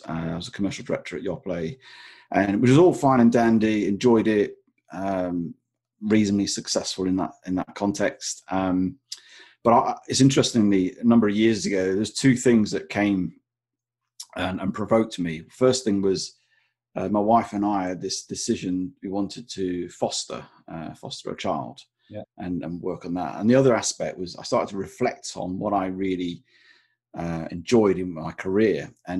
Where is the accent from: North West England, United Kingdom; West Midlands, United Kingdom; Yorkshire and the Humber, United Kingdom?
North West England, United Kingdom; Blackpool; now in England; Not that I'm ashamed of it, but I'm from the north. I'm from Blackpool. And now I live on the south coast, where it's about 3 or 4 degrees warmer. And I've managed to lose my accent along the way.